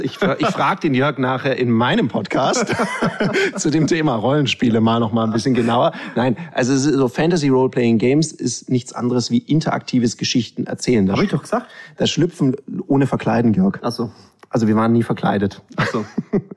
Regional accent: Swabia, Baden-Württemberg, Germany; ich bin halb Ägypter, halb Schwabe

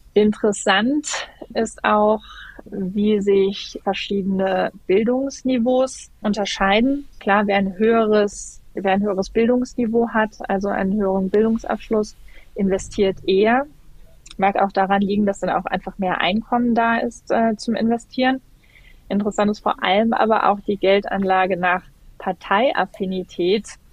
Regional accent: Germany; bei uns in Deutschland

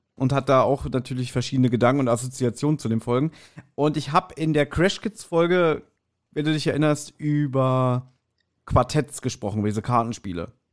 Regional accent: Berlin, Germany; ich bin ja in Kreuzberg geboren und aufgewachsen

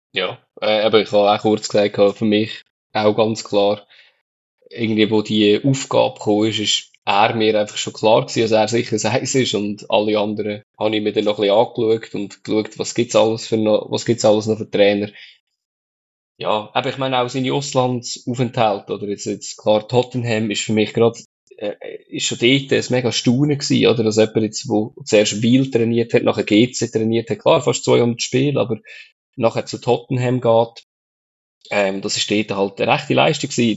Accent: Switzerland; bei uns in der Schweiz

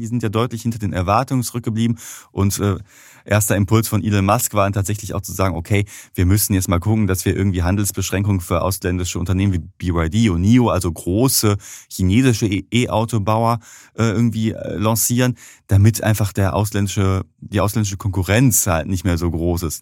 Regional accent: Germany; als Deutsche

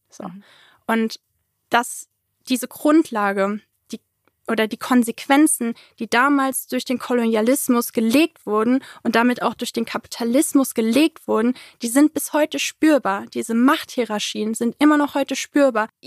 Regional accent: Germany; Ich so, ja, ich komme aus Deutschland.

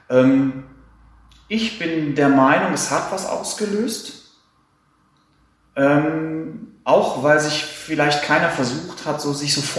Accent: Hamburg, Germany; Ich komme aus Hamburg

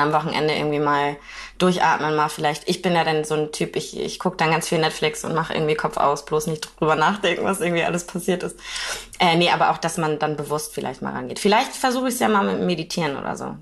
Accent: Kiel, Schleswig-Holstein, Germany; ich wohne in Kiel

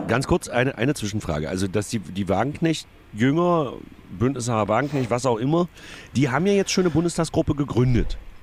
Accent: the East, eastern Germany, Germany; bei uns im Osten

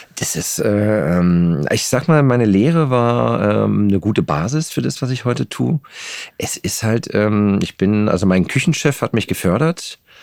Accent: Geltow, Brandenburg, Germany; also born or lived in Babelsberg / Potsdam; now in Berlin, Germany; die ersten Jahre in Babelsberg, später ganz kurz äh, in Potsdam in Nähe der Kliniker Brücke am Heiligen See äh, aufgewachsen und den Rest meiner Kindheit habe ich in Geltow verbracht

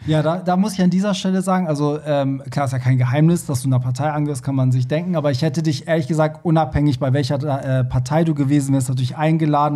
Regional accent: Iran; now in Germany; Also ich, ich komme ja also aus dem Iran

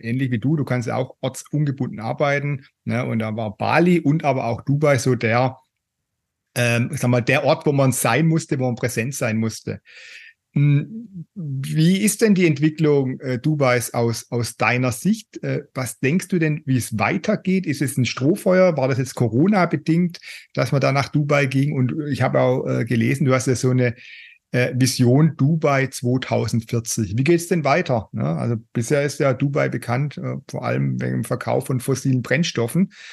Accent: Germany; bei uns in Deutschland

